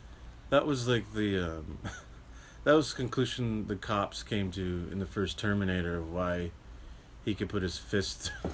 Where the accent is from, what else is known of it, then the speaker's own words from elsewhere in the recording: Spokane, Washington, United States; First night we were there, we had, like, told people that we knew we're from Spokane and living down there.